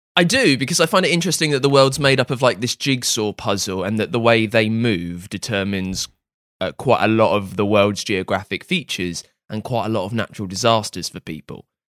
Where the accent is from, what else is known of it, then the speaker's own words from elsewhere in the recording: England, United Kingdom; we're English